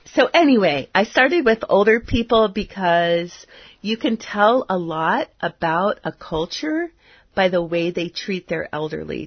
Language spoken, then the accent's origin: English; United States; culture that I grew up in in the United States in the 1960s